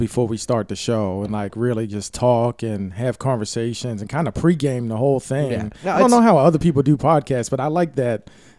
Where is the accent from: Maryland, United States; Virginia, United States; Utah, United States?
Maryland, United States; Baltimore; when I was growing up in Baltimore